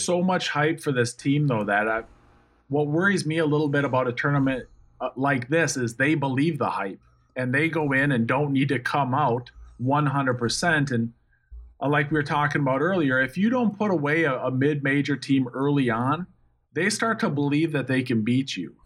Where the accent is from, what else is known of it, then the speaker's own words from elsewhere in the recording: Minnesota, United States; moved away; I'm from Minnesota